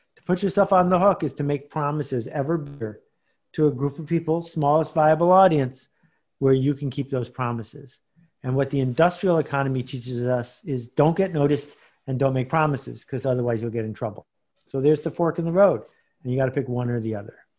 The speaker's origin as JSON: {"language": "English", "town": "Buffalo", "region": "New York", "country": "United States", "tie": "born or raised there", "moved": "yes", "said": "I grew up in Buffalo, New York, which is four hundred miles from here."}